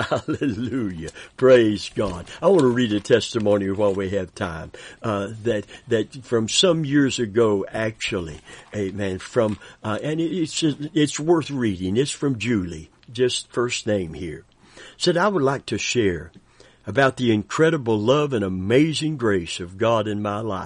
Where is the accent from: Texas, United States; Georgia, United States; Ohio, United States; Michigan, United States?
Michigan, United States; Grand Rapids; I was born and raised in Grand Rapids, Michigan. I have incredible parents and 7 brothers and sisters.